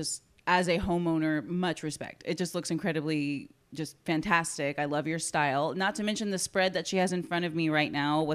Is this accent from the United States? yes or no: yes; Corpus Christi, Texas, United States; growing up in Corpus, we definitely didn't have options like that in middle school